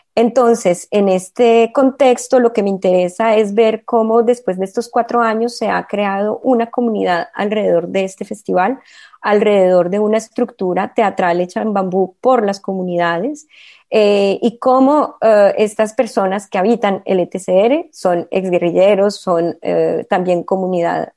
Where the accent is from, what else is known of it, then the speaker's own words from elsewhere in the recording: Colombia; moved away as an adult; now in Marseille, France; muy arraigada unas raíces que me constituyen como colombiana